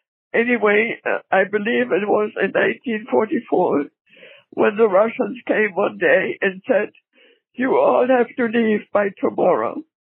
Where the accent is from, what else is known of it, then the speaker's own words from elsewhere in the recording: Pomerania, Germany; also born or lived in Berlin; We are German. {S3} Okay. {S4} We lived in a small village. My whole family on my mother's side, we're all from Berlin.